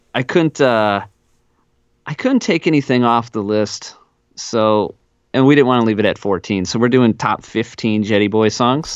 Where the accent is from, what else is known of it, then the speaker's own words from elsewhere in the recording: South Central Wisconsin, United States; I grew up in South Central Wisconsin